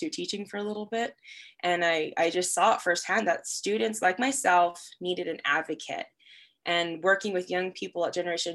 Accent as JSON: {"language": "English", "town": "Las Cruces", "region": "New Mexico", "country": "United States", "also_born_or_lived": "Rio Rancho, New Mexico", "moved": "as an adult", "said": "I am originally from Las Cruces, New Mexico, but I've been living in the Rio Rancho, Albuquerque area for the last 6 to 7 years"}